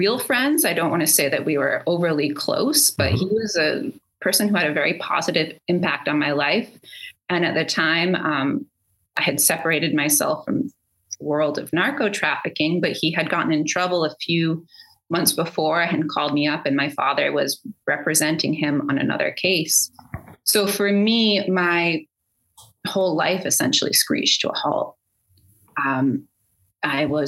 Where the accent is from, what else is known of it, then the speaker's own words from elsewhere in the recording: Newton, Massachusetts, United States; close to where I grew up in Newton